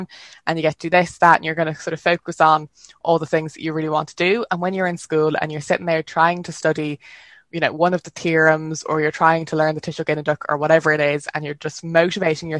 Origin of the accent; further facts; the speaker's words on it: Dublin, Leinster, Ireland; you can tell I'm from Dublin